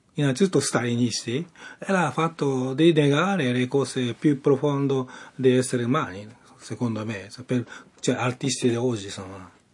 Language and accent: Italian; Japan; Italian is a second language; now in Rome, Italy; io sono giapponese, però sono artista romani